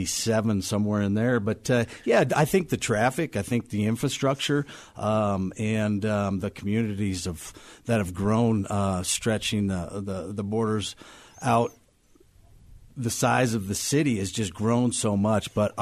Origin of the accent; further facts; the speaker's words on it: Denver, Colorado, United States; also born or lived in Ohio; I'm pretty much a native. I came here in 1972. I've seen Denver grow for all these years. I moved here from Ohio, but I stayed in state here for high school, college